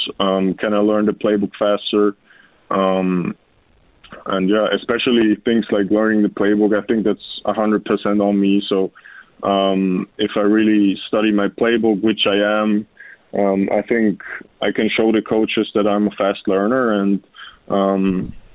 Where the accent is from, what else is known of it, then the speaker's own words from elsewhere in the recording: Austria; moved away as an adult; we actually play football over there in Austria